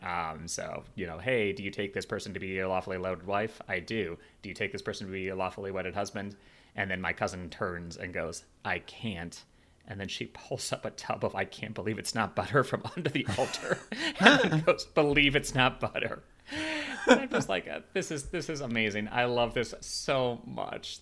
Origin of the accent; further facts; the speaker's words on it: Chicago, Illinois, United States; moved away; my hometown of Chicago